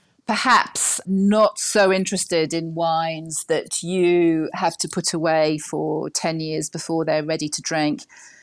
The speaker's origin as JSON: {"language": "English", "region": "Wales", "country": "United Kingdom", "also_born_or_lived": "New Zealand", "moved": "yes", "lives_now": "Bordeaux, France", "said": "Maybe because we're Welsh and maybe because this is a big rugby area."}